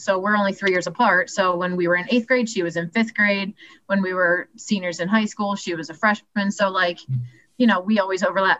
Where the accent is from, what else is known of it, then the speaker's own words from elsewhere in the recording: Strasburg, Pennsylvania, United States; moved away as an adult; also born or lived in Shippensburg, Pennsylvania / Baltimore / Washington, District of Columbia, United States; I liked growing up in Strasbourg, and I liked that my friends were all close